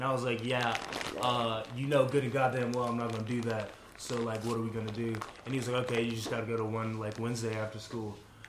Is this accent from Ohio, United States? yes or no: yes; Columbus, Ohio, United States; I'm from Columbus, Ohio.